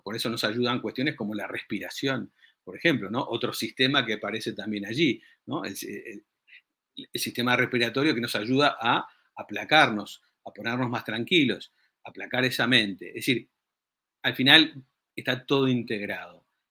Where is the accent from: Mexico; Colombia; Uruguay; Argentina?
Uruguay; yo soy uruguayo